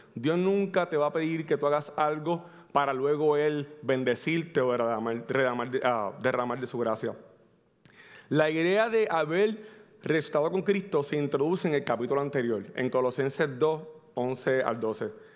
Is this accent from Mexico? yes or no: no; Manatí, Puerto Rico; vengo del pueblo de Manatí, casi Ciales